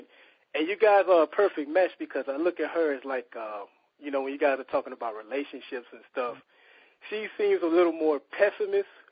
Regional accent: Mobile, Alabama, United States; my hometown, Mobile, Alabama

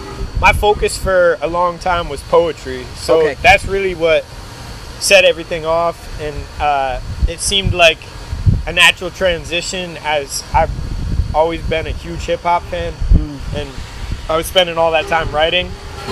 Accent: Connecticut, United States; moved away as an adult; also born or lived in Florida; now in Boston, United States; I was born in Connecticut.

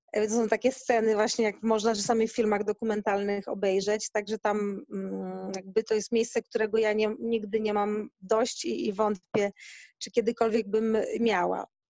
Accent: Gdynia, Pomeranian Voivodeship, Poland; moved away as an adult; now in Africa (Indian Ocean coast); Ja pochodzę z Gdyni, z Bałtyku

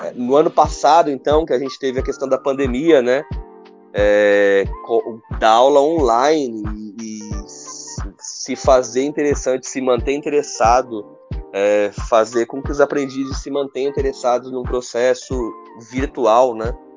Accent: Diadema, São Paulo, Brazil; lá na minha adolescência com meus colegas em Diadema

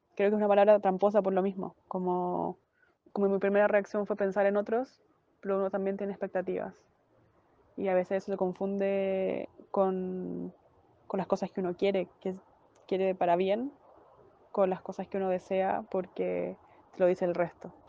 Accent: Chile; now in Barcelona, Spain; soy chilena y vivo en Barcelona.

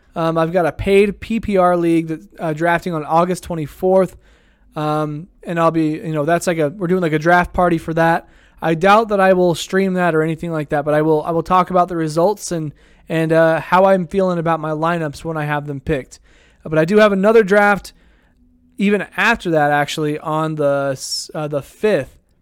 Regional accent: Idaho Falls, Idaho, United States; my hometown here

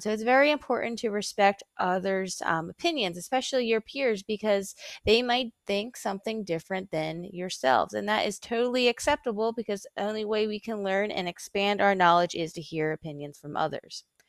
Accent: Philadelphia, Pennsylvania, United States; moved away as an adult; now in King George, United States; I'm originally from Philadelphia, Pennsylvania

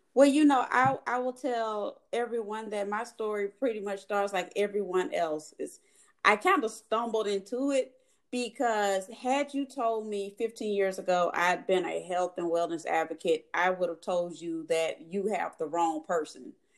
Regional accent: Mobile, Alabama, United States; moved away; from being a little girl growing up in Mobile, Alabama

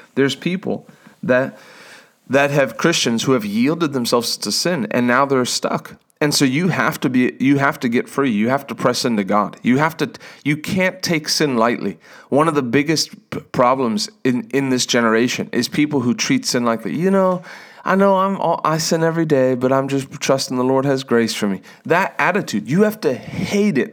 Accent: South Africa; now in United States; I was born in South Africa. I became an American.

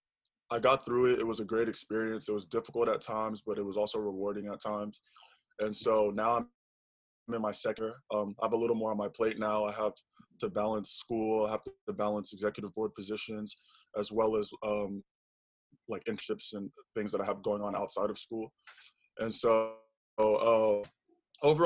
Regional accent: Austin, Texas, United States; also born or lived in New York; I was born and raised in Austin

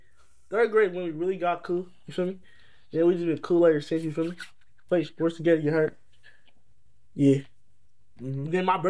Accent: Florida, United States; I'm from Florida

